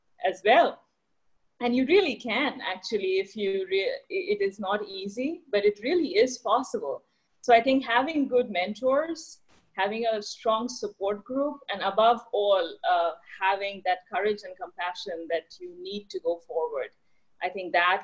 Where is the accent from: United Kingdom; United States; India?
India; moved away; I was born and brought up in India